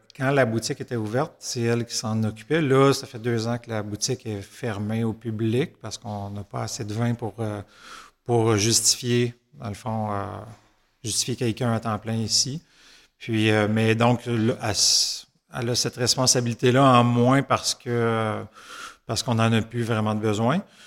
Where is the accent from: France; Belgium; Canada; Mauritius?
Canada; Saint-Hyacinthe, Quebec; les deux, on est natifs de Saint-Hyacinthe.